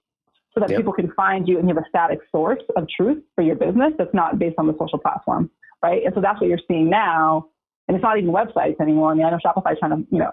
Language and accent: English; Nashua, New Hampshire, United States; From Nashua, New Hampshire.